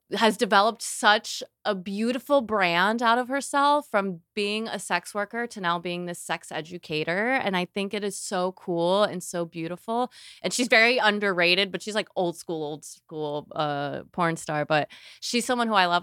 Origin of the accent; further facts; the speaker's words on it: Florida, United States; I'm from Florida